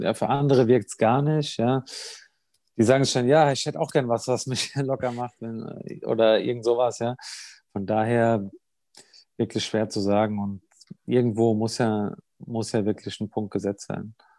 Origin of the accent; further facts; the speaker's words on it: Germany; moved away; im Odenwald war, in meiner Heimat